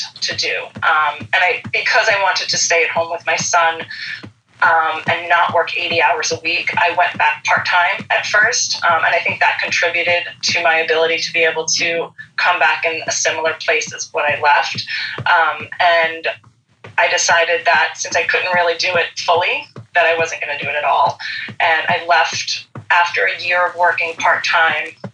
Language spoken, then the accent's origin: English; Long Island, New York, United States; now in Queens, United States; I grew up on Long Island